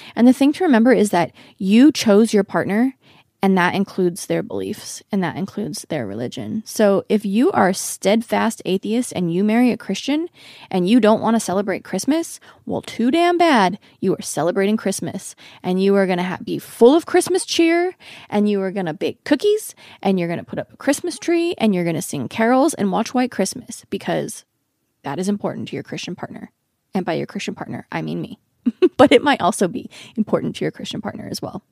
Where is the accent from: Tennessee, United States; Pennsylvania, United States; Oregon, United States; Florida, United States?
Oregon, United States; now in Los Angeles, United States; I grew up in Oregon